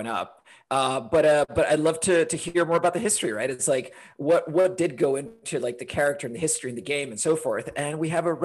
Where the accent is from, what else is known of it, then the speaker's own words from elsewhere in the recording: Honduras; now in Portland; I grew up in Honduras